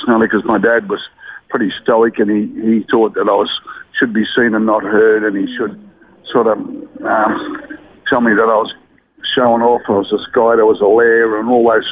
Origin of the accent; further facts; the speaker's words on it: Brisbane, Queensland, Australia; also born or lived in Murwillumbah, New South Wales / Mount Isa; I sort of lived around northern suburbs of Brisbane from then on. When I follow the state of origin football, I never say I'm a cockroach in New South Wales. I've always lived my whole life in Queensland, so I say I'm a Queenslander